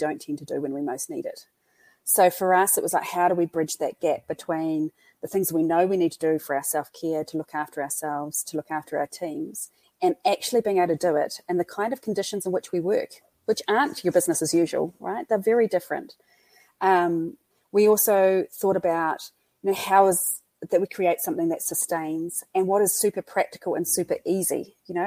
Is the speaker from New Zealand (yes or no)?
yes; Christchurch, Canterbury, New Zealand; accent: New Zealand; So just over 10 years ago, that's my hometown.